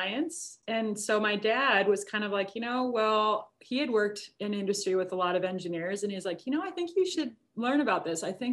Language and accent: English; Minnesota, United States; growing up in Minnesota